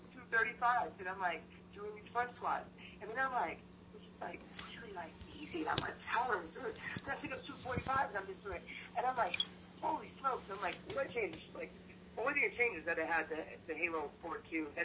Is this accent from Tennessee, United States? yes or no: no; Pennsylvania, United States; also born or lived in California; I grew up in Pennsylvania, so I'm originally from California, but I grew up in Pennsylvania